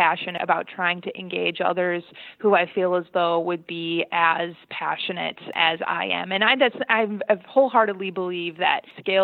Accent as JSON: {"language": "English", "region": "Michigan", "country": "United States", "moved": "yes", "said": "I'm from Michigan originally"}